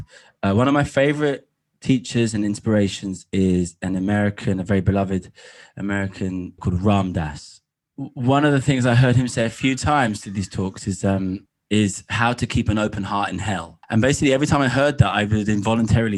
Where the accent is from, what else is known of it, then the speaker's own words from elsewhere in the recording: England, United Kingdom; deeply connected with the landscape growing up in England